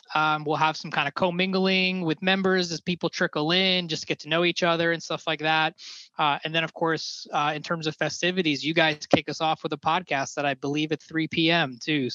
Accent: New Jersey, United States; moved away as an adult; now in Washington, D.C. area, United States; I actually moved to the area in 2010. I'm originally from New Jersey

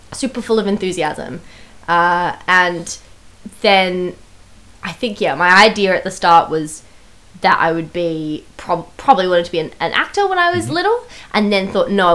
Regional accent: Sydney, New South Wales, Australia; moved away as an adult; now in London, United Kingdom; I grew up in Sydney, in Australia.

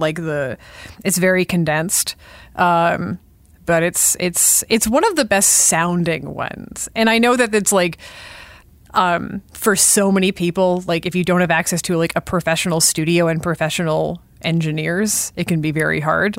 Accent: Sudbury, Ontario, Canada; I grew up north. I grew up in Sudbury. I grew up around a mine.

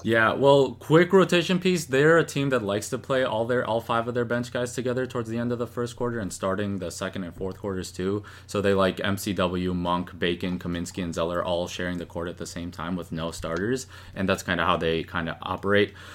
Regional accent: Chicago, Illinois, United States; I'm I'm from Chicago

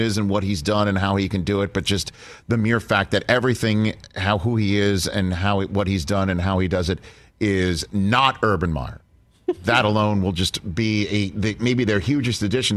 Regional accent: New York, United States; I'm from New York

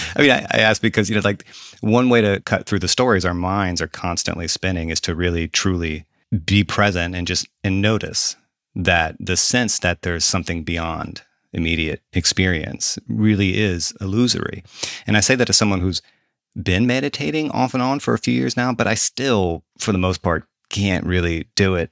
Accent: the South, United States; I'm a Southerner

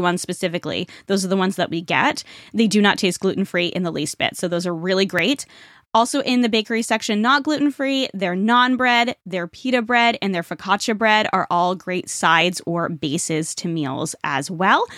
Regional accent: Rhode Island, United States; moved away; also born or lived in Toronto; I grew up in Rhode Island, which is the smallest state.

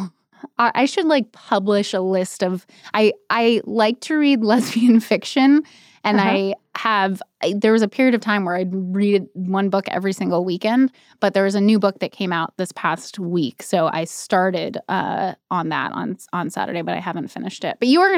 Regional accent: North Carolina, United States; But I grew up in North Carolina, and I think that's all.

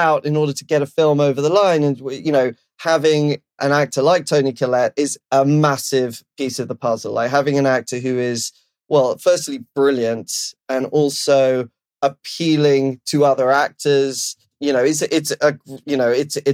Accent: London, United Kingdom; now in Los Angeles, United States; I'm from London, obviously, but I live

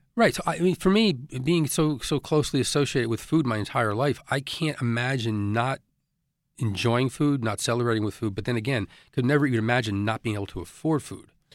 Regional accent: Elizabeth, New Jersey, United States; where I grew up in Elizabeth

